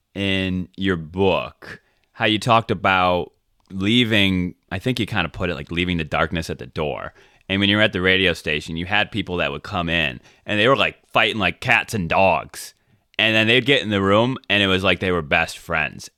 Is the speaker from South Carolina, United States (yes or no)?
yes; South Carolina, United States; I'm from South Carolina